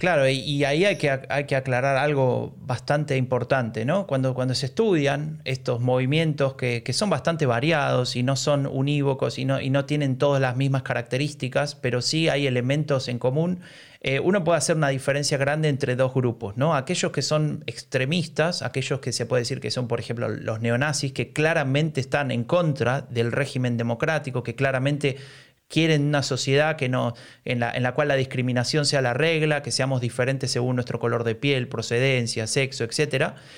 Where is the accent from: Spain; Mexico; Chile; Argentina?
Argentina; now in Germany; vengo de un país como Argentina